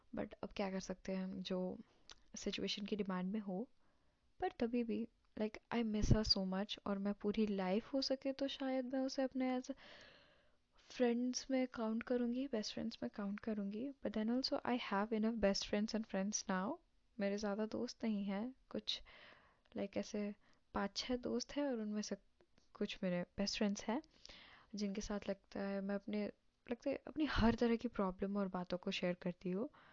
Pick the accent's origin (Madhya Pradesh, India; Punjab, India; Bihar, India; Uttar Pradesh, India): Bihar, India; born or raised there; also born or lived in Assam